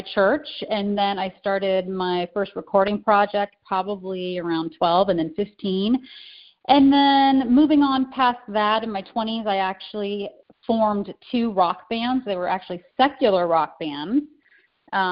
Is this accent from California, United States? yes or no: yes; California, United States; now in Chicago, United States; I'm originally from California, although I reside in Chicago now